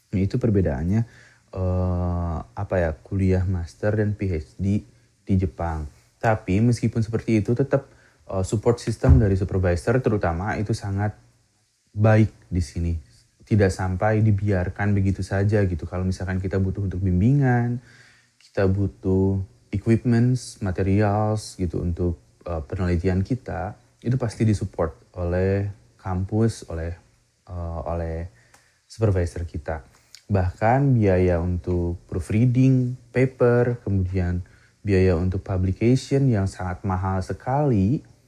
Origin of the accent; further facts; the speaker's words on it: Majalaya, West Java, Indonesia; moved away as an adult; now in Mie Prefecture, Japan; Saya berasal dari Kabupaten Bandung, lahir dan besar di Kecamatan Majalaya